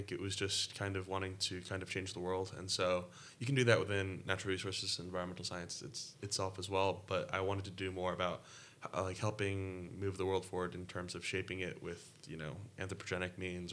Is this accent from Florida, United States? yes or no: no; Potomac, Maryland, United States; moved away; I'm originally from Potomac, Maryland, which is a suburb of Washington, D.C.